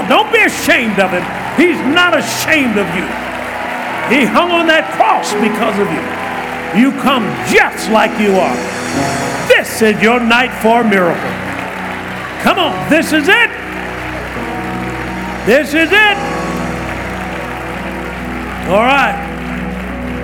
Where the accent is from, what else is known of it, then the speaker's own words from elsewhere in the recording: Tuskegee, Alabama, United States; I was brought up in Tuskegee, Alabama